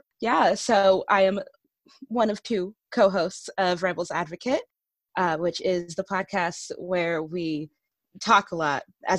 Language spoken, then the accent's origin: English; Northern New Jersey, United States; I'm from Northern New Jersey, and I'm currently in grad school getting my master's in ethics and society.